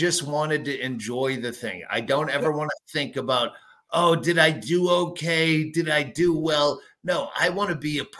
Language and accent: English; Massachusetts, United States; moved away; I grew up in Massachusetts and I could not leave fast enough from New England